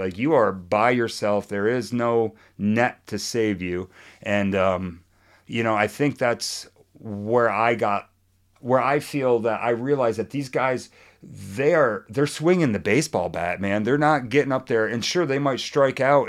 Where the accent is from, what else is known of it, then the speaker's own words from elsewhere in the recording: northern New York, United States; also born or lived in Boston; growing up on the border, my hometown's a half an hour south of Montreal